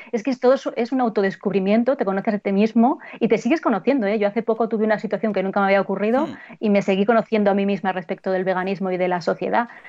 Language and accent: Spanish; Spain; el amor que tenemos los españoles por la comida